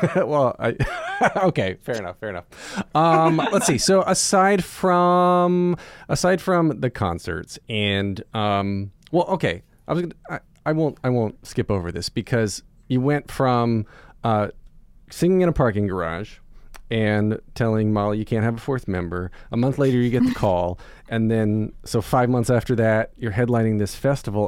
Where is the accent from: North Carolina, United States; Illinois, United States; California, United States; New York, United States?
North Carolina, United States; moved away; I grew up in North Carolina